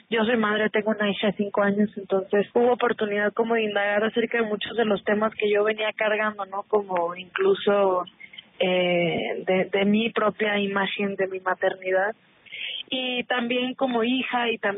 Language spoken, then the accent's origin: Spanish; Mexico